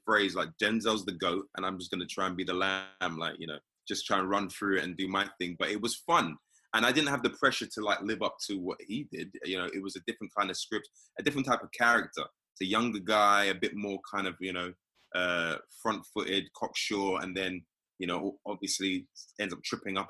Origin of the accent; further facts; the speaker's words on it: London, United Kingdom; accent: British; moved away as an adult; now in United States; I'm from here